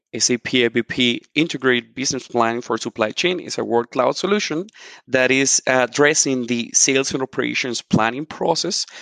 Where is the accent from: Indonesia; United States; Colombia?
Colombia; now in Mannheim, Germany; I'm originally from Colombia